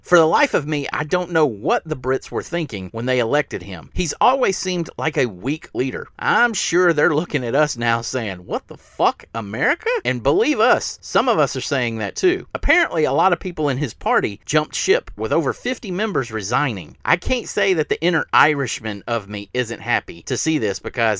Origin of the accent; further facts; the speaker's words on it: United States; Now, I'm an American